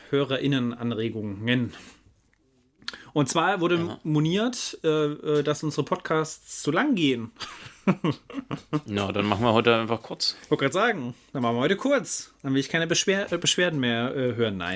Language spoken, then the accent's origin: German; Saxony, Germany; Wir kommen aus Sachsen, versuchen so, äh, so gut es geht, unsere, unser Hochdeutsch eigentlich zu kultivieren.